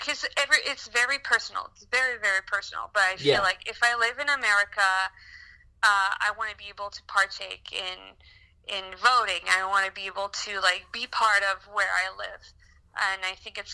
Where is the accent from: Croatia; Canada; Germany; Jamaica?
Canada; first language French; English is a second language; moved away as an adult; also born or lived in Chicago, United States; now in United States; I'll always be Canadian, I'll always be French Canadian, I'll always speak my language